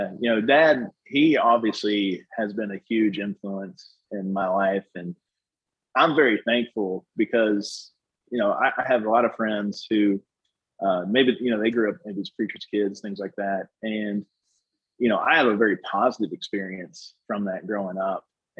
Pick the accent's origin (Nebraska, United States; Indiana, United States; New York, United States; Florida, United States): Indiana, United States; Bedford; Indiana's home, you know, because I was born in Indiana, born in Bedford, Indiana, at Dunn Memorial Hospital, where Larry Bird was also born.